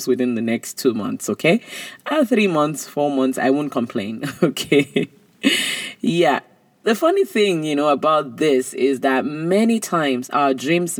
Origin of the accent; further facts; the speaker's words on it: Nigeria; I was growing up in Nigeria